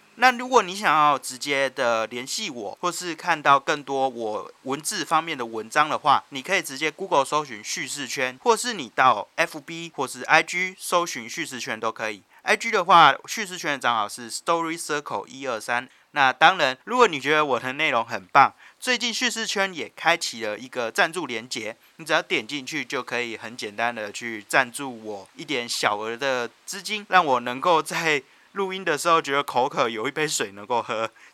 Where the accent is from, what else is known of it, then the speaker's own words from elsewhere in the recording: Taoyuan, Taiwan; moved away as an adult; also born or lived in New Taipei / Chiayi; now in Taipei, Taiwan; 桃园度过至少十多年的时间，然后从幼稚园到高中毕业都一直住在桃园，所以我要说我是桃园人一点都不为过啦